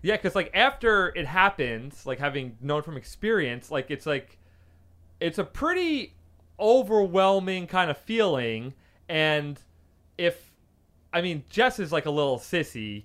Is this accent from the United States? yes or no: yes; New York, United States; now in California, United States; I grew up with him in New York